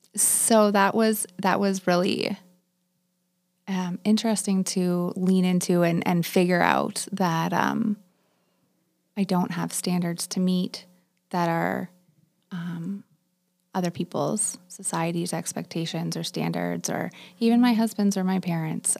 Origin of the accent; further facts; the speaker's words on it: Waterloo, Ontario, Canada; also born or lived in Palmerston; I grew up in Waterloo